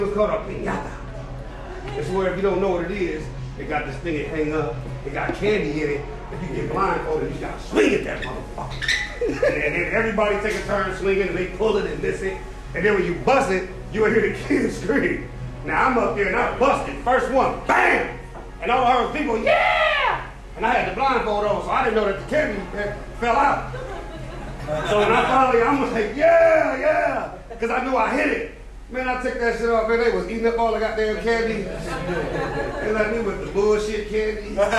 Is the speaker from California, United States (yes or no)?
yes; Oakland, California, United States; I got Mexican partners, man. I grew up with Mexican people, man. They're my dogs, man. We fuck with it. I'm from Oakland, man.